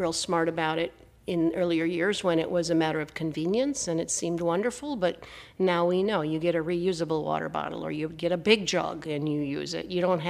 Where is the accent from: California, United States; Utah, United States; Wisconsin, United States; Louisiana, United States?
Wisconsin, United States; No, I grew up in Wisconsin, but we would take our used waters back to the trading post